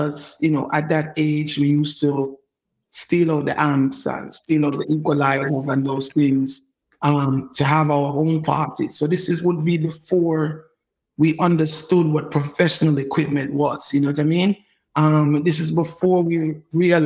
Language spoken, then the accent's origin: English; New York City, New York, United States; also born or lived in Brooklyn, New York / Jamaica; I grew up in New York, man, just an average American kid doing what American kids in New York do. I started off in Brooklyn and then probably at maybe 10 or something, I made it to Queens, and I've been a Queens kid ever since.